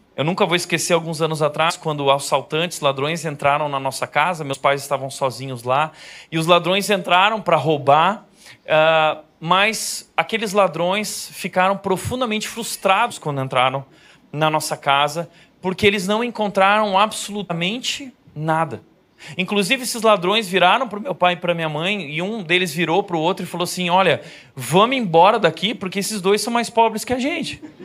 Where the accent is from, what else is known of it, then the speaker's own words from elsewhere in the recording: Rio Grande do Sul, Brazil; lá no Rio Grande do Sul, onde eu nasci